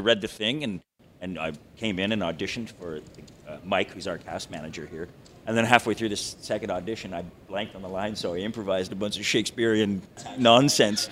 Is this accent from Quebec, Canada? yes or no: no; Toronto, Ontario, Canada; moved away as an adult; also born or lived in East Coast, Canada; I was born in Toronto